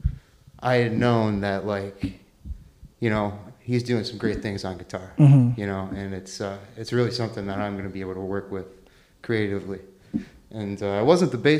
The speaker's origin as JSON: {"language": "English", "town": "Mayville", "region": "New York", "country": "United States", "moved": "as an adult", "lives_now": "New York City, United States", "said": "From Buffalo. I'm from Buffalo."}